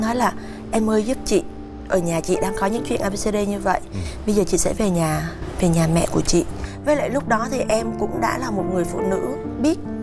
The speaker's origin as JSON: {"language": "Vietnamese", "region": "Southern Vietnam", "country": "Vietnam", "tie": "born or raised there", "also_born_or_lived": "Hanoi", "accent": "mix of northern and southern", "said": "em được đặc biệt là gốc là gái Hà Nội à. nhưng em lại lớn và trưởng thành ở trong miền nam à. nên cái giọng của em nó lại pha giữa vùng miền bắc và nam"}